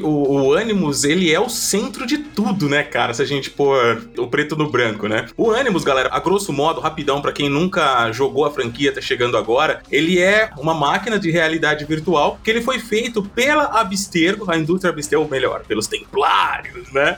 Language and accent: Portuguese; Cabreúva, São Paulo, Brazil; eu já não tava mais ali na minha cidade natal, né, Cabreúva